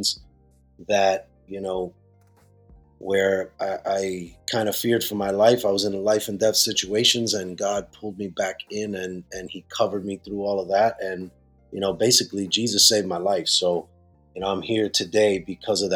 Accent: Bridgeport, Connecticut, United States; moved away as an adult; also born or lived in Puerto Rico; now in New York, United States; grew up in the Spanish churches in Bridgeport, Connecticut. So we're from Connecticut, although we're pastoring in New York

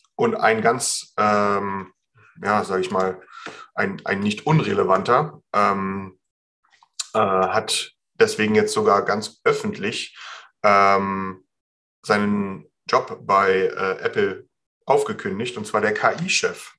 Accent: Germany; hier bei uns in Deutschland

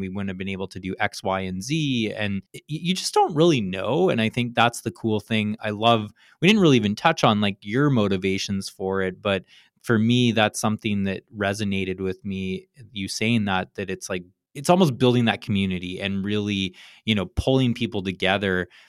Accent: Canada; now in California, United States; I grew up in Canada

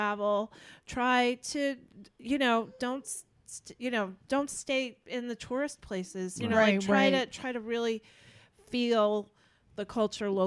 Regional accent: United States; I'm an American

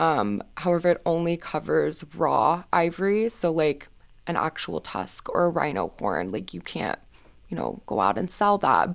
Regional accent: Houston, Texas, United States; moved away as an adult; now in Boston, United States; I am from Houston, Texas

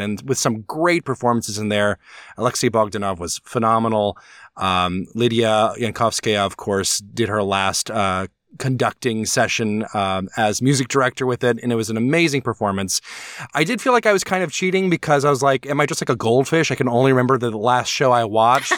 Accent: Alabama, United States; legally speaking, I am from Alabama

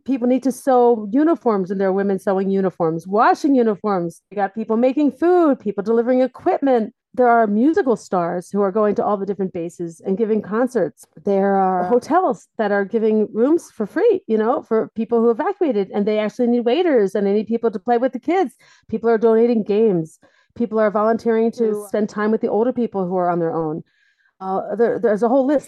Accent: Delaware, United States; moved away as an adult; now in Israel; I'm from Delaware originally

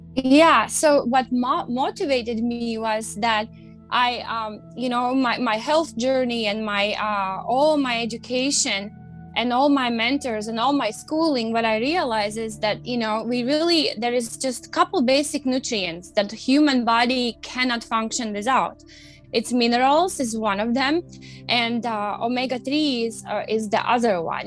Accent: Latvia; moved away as an adult; now in United States; I grew up in Latvia

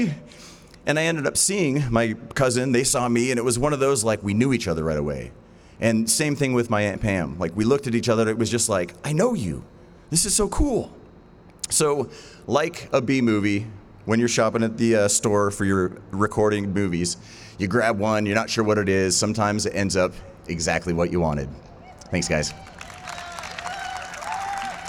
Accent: Hailey, Idaho, United States; we grew up together out in Indian Creek Canyon outside of Haley

